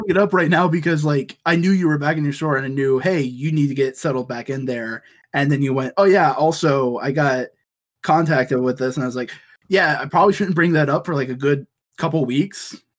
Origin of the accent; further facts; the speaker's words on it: the South, United States; we are all American, we're all from the South